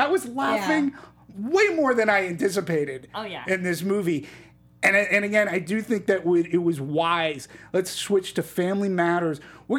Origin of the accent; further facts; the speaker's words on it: Greece; accent: Greek; I said, I'm going to do my opinion in my Greek accent. So here we go. Being that I am the token Greek on this panel, at the very least.